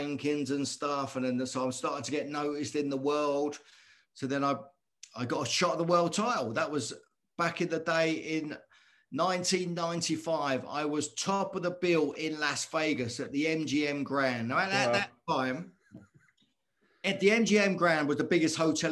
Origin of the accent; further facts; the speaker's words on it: Luton, East of England, United Kingdom; I'm from Luton Town in Bedfordshire in the UK